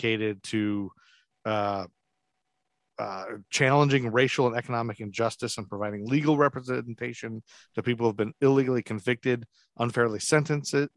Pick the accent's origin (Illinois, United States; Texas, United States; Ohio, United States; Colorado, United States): Ohio, United States; Toledo; now in Charlotte, United States; I'm from Toledo where they have the Mud Hens